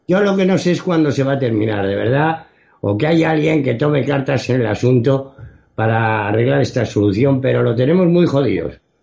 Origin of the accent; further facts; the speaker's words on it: Spain; un ciudadano español